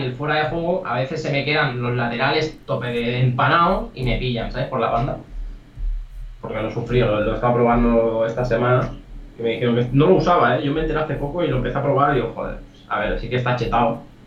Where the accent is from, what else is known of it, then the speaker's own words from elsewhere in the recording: El Vendrell, Tarragona, Catalonia, Spain; yo soy de Vendréis, soy un pueblo de Tarragona